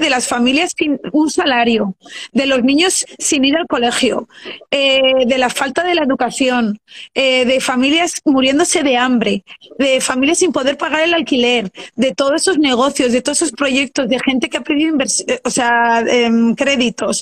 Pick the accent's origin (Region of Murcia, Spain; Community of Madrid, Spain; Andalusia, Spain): Community of Madrid, Spain; Madrid; moved away as an adult; now in Luxembourg